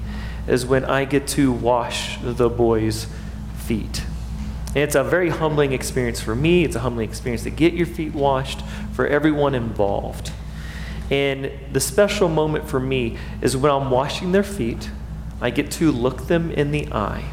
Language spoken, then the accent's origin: English; United States; as American Christians